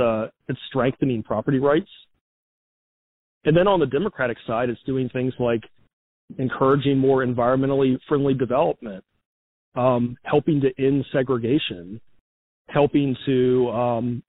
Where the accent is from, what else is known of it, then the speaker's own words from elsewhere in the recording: Charlottesville, Virginia, United States; my hometown of Charlottesville